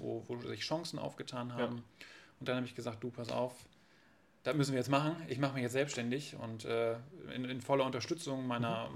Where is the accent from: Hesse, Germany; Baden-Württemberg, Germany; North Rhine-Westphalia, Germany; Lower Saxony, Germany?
Lower Saxony, Germany; Varel; moved away as an adult; now in Oldenburg, Germany; bin da aufgewachsen mit, mit einer älteren Schwester bei meinen Eltern im, im, im Haus